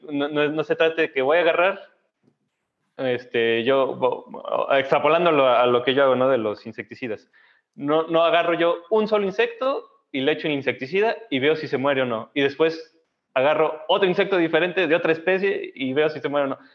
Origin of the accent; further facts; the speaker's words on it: Saltillo, Coahuila, Mexico; yo crecí en Saltillo